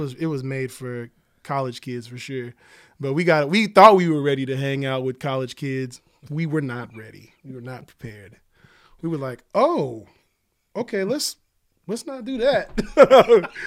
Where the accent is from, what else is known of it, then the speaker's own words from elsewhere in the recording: Oklahoma City, Oklahoma, United States; I grew up in Oklahoma City